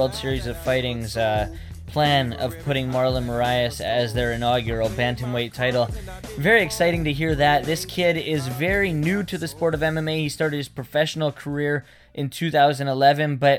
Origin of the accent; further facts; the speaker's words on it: Vancouver, British Columbia, Canada; we're from Vancouver